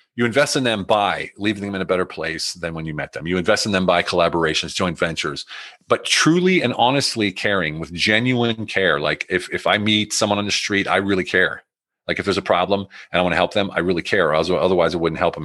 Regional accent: United States; moved away; also born or lived in Germany; I'm in Germany, they're against the war, but I'm American

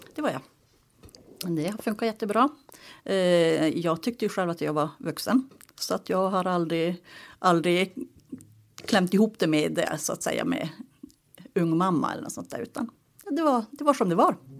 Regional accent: Tornedalen, Haparanda Municipality, Norrbotten County, Sweden; Uppvuxen i Tornedalen, Haparanda kommun, i en liten by tre mil utanför eh, Kattilasori Leipjärvi, mina hemtrakter.

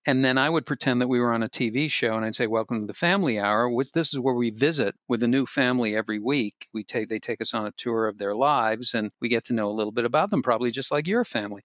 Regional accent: Boston, Massachusetts, United States; I'm from Boston

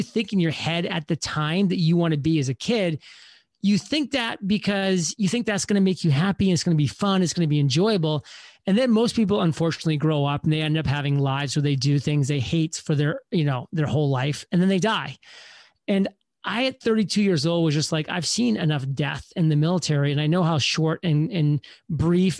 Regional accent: Maine, United States; moved away; I grew up on lakes in the summer and the ski mountains on the winters because I'm from Maine.

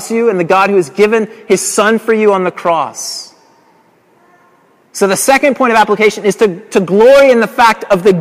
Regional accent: Colorado Springs, Colorado, United States; moved away; in Colorado Springs, which is my hometown

